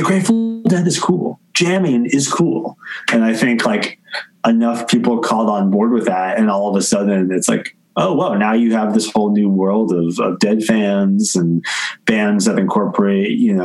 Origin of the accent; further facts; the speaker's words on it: New Jersey, United States; growing up in New Jersey